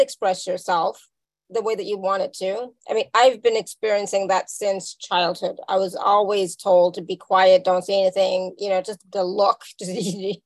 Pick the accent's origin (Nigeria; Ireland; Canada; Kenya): Canada; also born or lived in India; me being from India, right? So raised as an Indian person in Canada